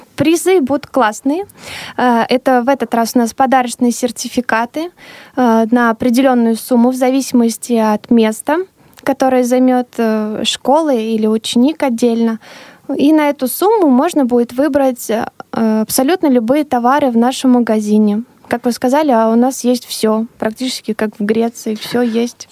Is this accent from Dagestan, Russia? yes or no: no; Elektrostal, Moscow Oblast, Russia; Это мой родной город